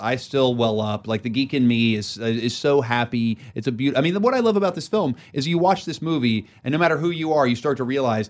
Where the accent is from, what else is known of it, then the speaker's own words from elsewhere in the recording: West Virginia, United States; I bought a little cabin because I grew up in West Virginia, you know, so I love being out in the mountains.